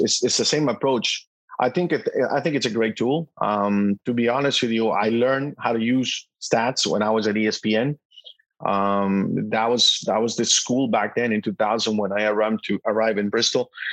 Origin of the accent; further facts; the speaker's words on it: El Salvador; moved away; also born or lived in Boston; as a little kid growing up in El Salvador